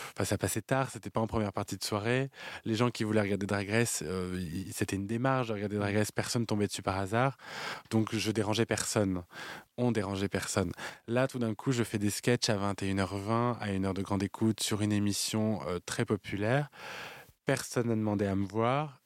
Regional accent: France; Nous, on a une culture du cabaret en France

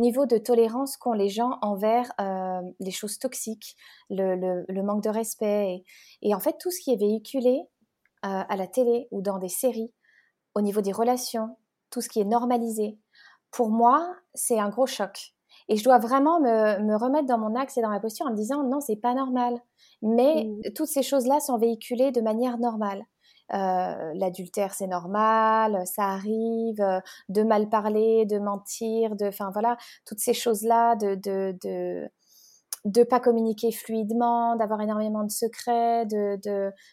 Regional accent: France; moved away as an adult; also born or lived in Geneva, Switzerland; now in Bali, Indonesia; Je suis née en France, mais voilà, j'étais à la frontière, j'ai grandi là-bas

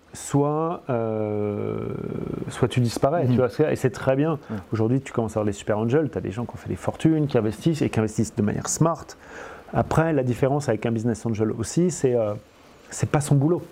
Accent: France; accent: French; j'ai accent français et je parle je suis français

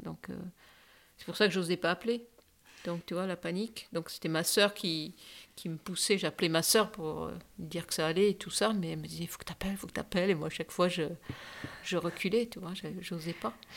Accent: Dschang, West, Cameroon; je suis née à Chang

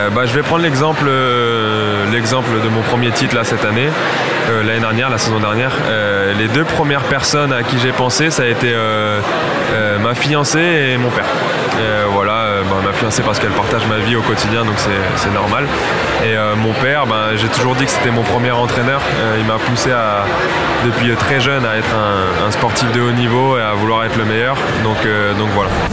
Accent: southern France, France; now in Bologna, Italy; je viens du sud de la France

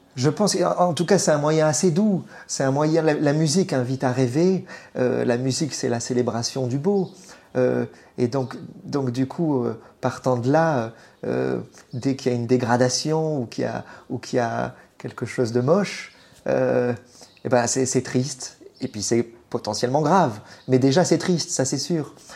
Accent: Bordeaux, Nouvelle-Aquitaine, France; now in Paris, France; Je suis né à Bordeaux, j'ai grandi pas loin des vagues, je vais très souvent à Lacano, Cap Ferré.

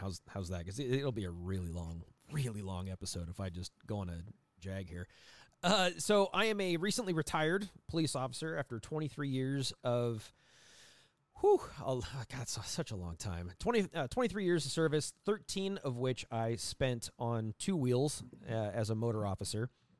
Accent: Scotland, United Kingdom; I am Scottish.

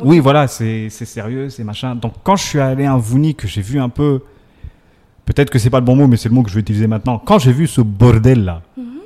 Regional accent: Comoros; je suis comorien

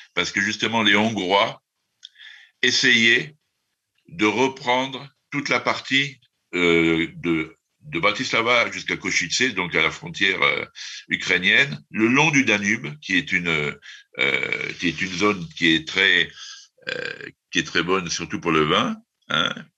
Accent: France; en tant que Français

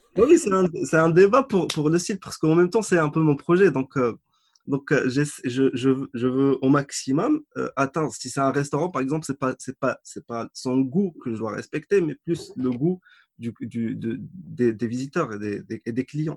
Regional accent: Agadir, Souss-Massa, Morocco; also born or lived in Casablanca / Tetouan; à Gadir dans ma ville natale

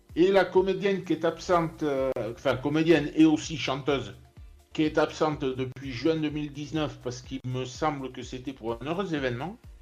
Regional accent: Saint-Pée-sur-Nivelle, Nouvelle-Aquitaine, France; je suis originaire du Pays Basque

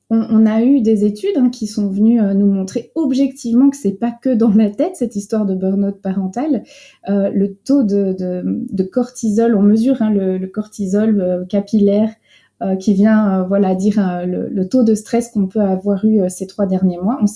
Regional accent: France; now in Belgium; c'est moi qui ai un peu la casquette euh, française, puisque je viens de France à l'origine, mais depuis 20 ans en Belgique, l'accent est complètement parti.

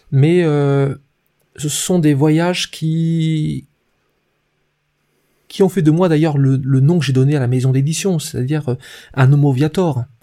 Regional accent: Brittany, France; Euh, je suis d'origine bretonne, avec tout ce que ça implique d'influence. Je suis plutôt un breton des forêts, euh, plus que la mer, et pourtant je suis, je suis proche de l'eau.

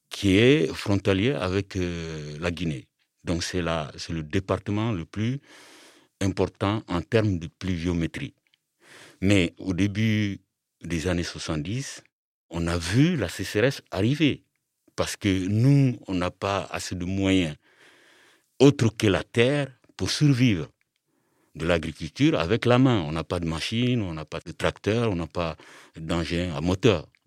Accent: Mali; moved away as an adult; now in France; Alors moi, je suis originaire du Mali. Je suis en France depuis 27 ans. Et avant de partir du Mali, j'ai étudié jusqu'au bac. J'ai fait le bac au Mali en 86.

